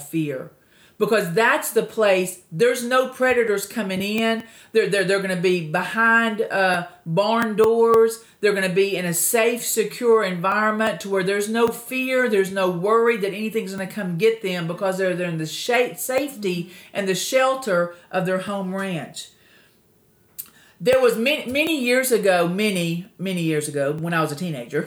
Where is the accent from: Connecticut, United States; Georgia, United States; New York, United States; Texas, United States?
Texas, United States; I'm originally from Texas